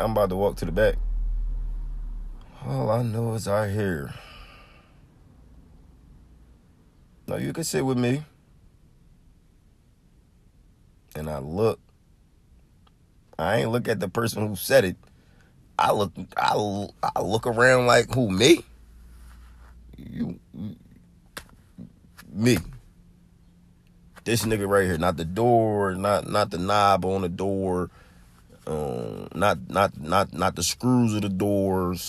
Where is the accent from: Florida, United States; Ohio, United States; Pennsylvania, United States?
Pennsylvania, United States; Philadelphia; I'm from North Philly. I'm in West. I live in Southwest